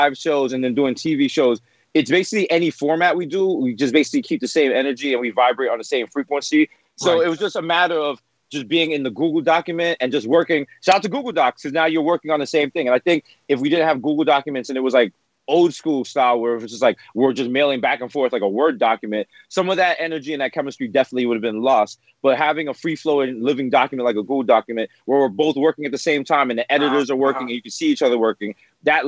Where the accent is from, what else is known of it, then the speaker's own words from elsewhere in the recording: New York City, New York, United States; growing up in the Bronx